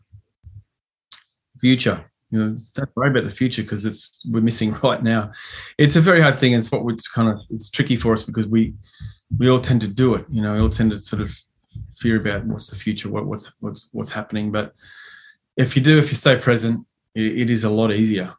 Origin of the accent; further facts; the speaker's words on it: Chinchilla, Queensland, Australia; He's from my hometown, Chichilla